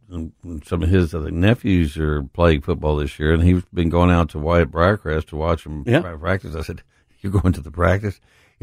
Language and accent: English; Odessa, Texas, United States; I tell you how far back I go. I grew up in West Texas and went to Odessa Permian, which is where Friday Night Lights, the movie.